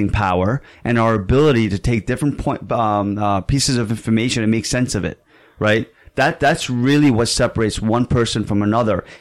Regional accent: Saudi Arabia; moved away; And I was also an immigrant here. You know, I came from Saudi Arabia.

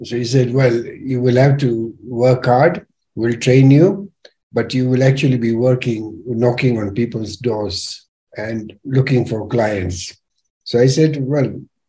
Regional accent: Nyeri, Nyeri County, Kenya; also born or lived in Thika; I was born and brought up in Nyeri

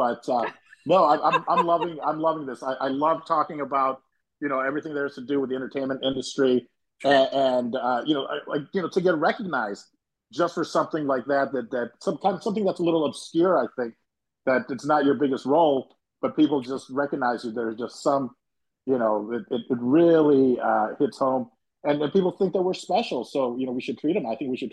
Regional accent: Chicago, Illinois, United States; We both came up in Chicago, so maybe we have that same voice, or we sound we're from Chicago, where we don't got an accent

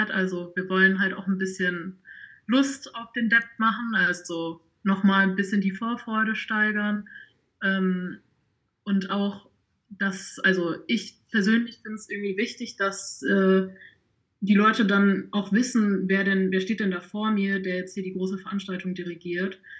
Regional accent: Osnabrück district, Lower Saxony, Germany; moved away as an adult; now in Hanover, Germany; Also ich komme eigentlich ursprünglich aus dem Landkreis Osnabrück und ich studiere jetzt in Hannover.

